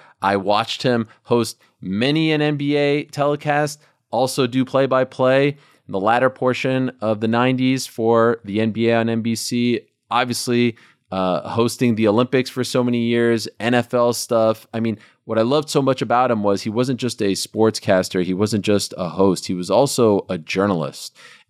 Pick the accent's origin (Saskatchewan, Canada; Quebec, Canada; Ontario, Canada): Quebec, Canada; Montreal; I was one of the few left because I'm from Montreal, I was a huge baseball fan.